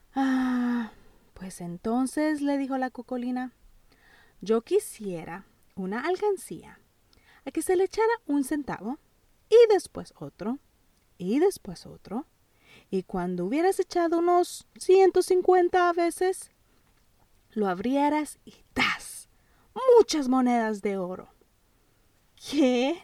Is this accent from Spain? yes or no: no; El Salvador; Yo nací en El Salvador